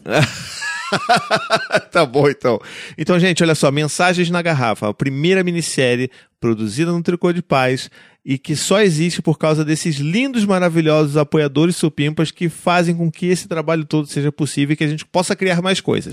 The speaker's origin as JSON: {"language": "Portuguese", "region": "Rio de Janeiro", "country": "Brazil", "accent": "carioca", "said": "mulheres cariocas com aquele sotaque que você se identifica, quer dizer, eu me identifico"}